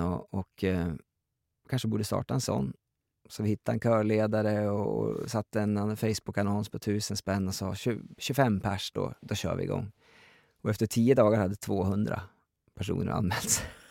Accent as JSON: {"language": "Swedish", "area": "Gräftåvallen", "region": "Jämtland", "country": "Sweden", "tie": "born or raised there", "said": "jag växte upp i den miljön"}